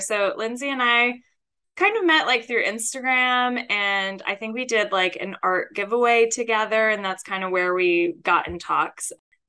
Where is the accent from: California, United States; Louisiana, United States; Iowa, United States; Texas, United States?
Louisiana, United States; Metairie; born there; So I was born in Metairie.